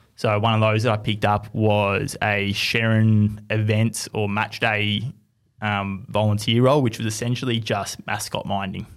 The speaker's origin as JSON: {"language": "English", "town": "Melbourne", "region": "Victoria", "country": "Australia", "tie": "born or raised there", "said": "growing up in Melbourne"}